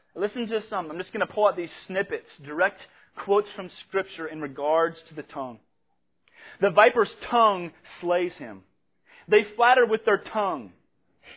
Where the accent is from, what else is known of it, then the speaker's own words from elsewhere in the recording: Spokane, Washington, United States; moved away; I'm from Spokane, Washington